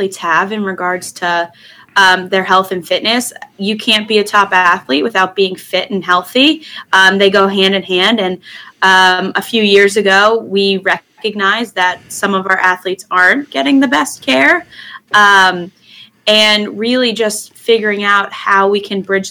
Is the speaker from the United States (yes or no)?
yes; Florida, United States; moved away as an adult; now in Washington, D.C., United States; I am originally from Florida